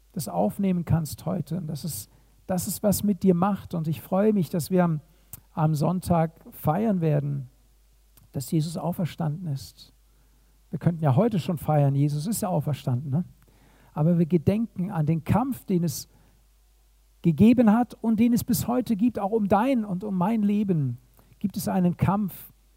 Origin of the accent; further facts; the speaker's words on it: Germany; hier bei uns in Deutschland